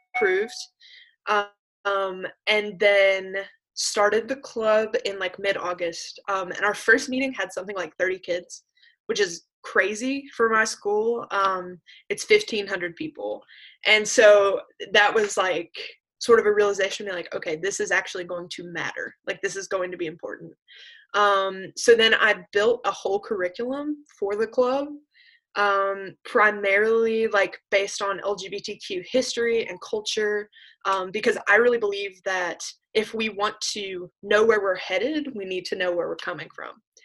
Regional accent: Appalachia, United States; I did definitely grew up resenting being Appalachian

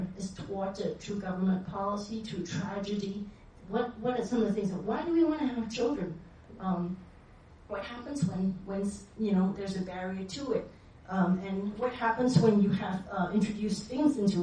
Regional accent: Malaysia; I grew up in Malaysia next to Singapore

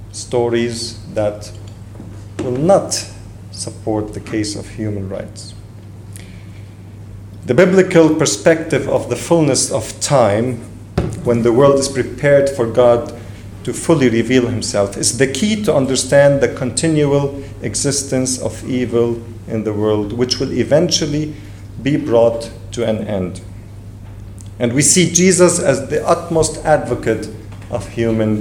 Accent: Lebanon; English is a second language; I do come from Lebanon, and I am Lebanese, so English is my third language

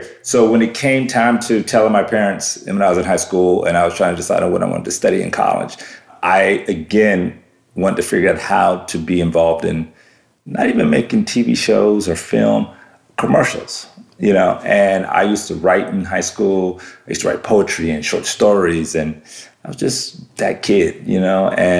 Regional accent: Germany; You know, we lived all around the world. Life was good. You know, I grew up in Germany for a good part.

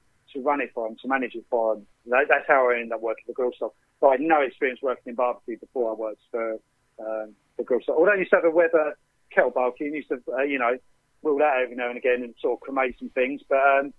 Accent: Essex, East of England, United Kingdom; also born or lived in London; I'm from Essex

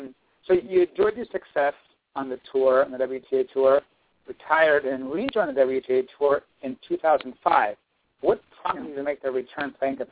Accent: El Paso, Texas, United States; I'm a Texan myself. I'm way over on the west side in El Paso

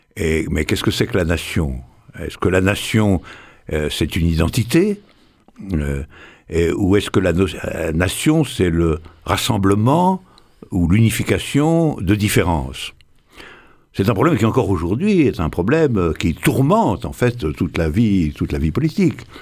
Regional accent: Morocco; je suis né au Maroc, je suis né au Maroc

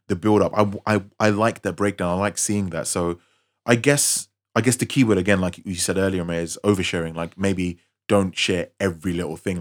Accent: London, United Kingdom; I was from West London

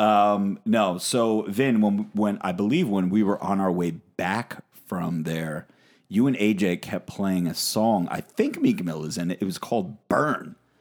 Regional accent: New Jersey, United States; I am from New Jersey, and everyone at this table we all live in New Jersey.

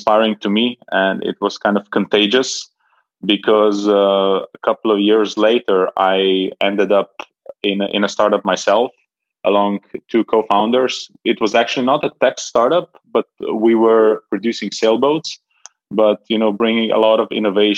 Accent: Ljubljana, Slovenia; moved away as an adult; now in Belgrade, Serbia; I'm originally from Slovenia, from Ljubljana, but been living in Belgrade for the past 6 years

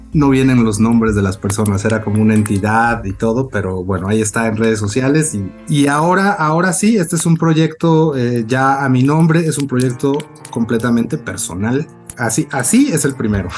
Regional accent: Córdoba, Veracruz, Mexico; also born or lived in Xalapa; now in Mexico City, Mexico; yo nací en Córdoba, nacido y criado en Córdoba

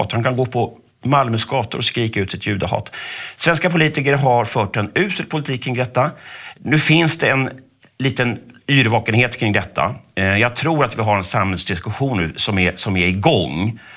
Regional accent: Sweden; jag vet inte om jag ska gå omkring och skämmas som svensk eller som medborgare i det här landet

